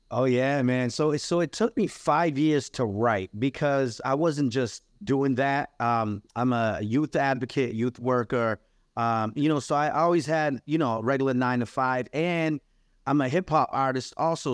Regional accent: New Bedford, Massachusetts, United States; also born or lived in Guinea-Bissau / Cape Verde; now in Amherst, United States; I grew up in New Bedford, Massachusetts, uh, immigrated there when I was three years

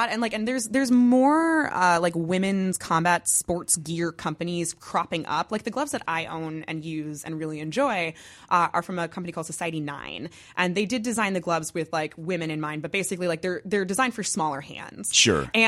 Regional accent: New Jersey, United States; it's because I'm from Jersey.

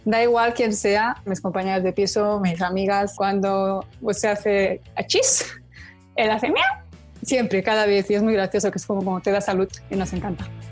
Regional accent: Barcelona, Catalonia, Spain; moved away as an adult; also born or lived in Kinshasa; now in New York, United States; vengo de Barcelona, tengo 30 años, estoy viviendo en Nueva York

